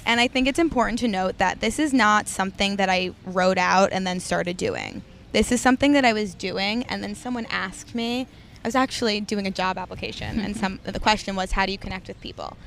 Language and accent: English; New York City, New York, United States; born and raised in Manhattan, the West Village